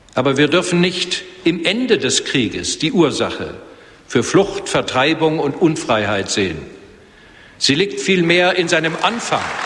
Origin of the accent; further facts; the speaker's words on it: Germany; Als Deutsche